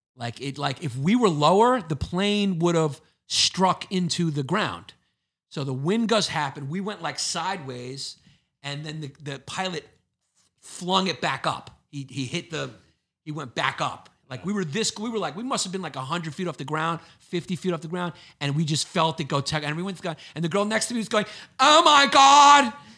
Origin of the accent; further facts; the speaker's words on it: New York City, New York, United States; I grew up in Brooklyn.